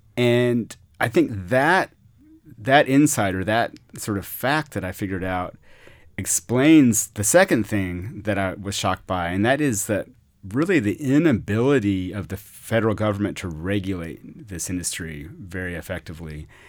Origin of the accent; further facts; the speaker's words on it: Austin, Texas, United States; also born or lived in Mexico; I grew up in Austin, not from here, from parents who moved here in the late sixties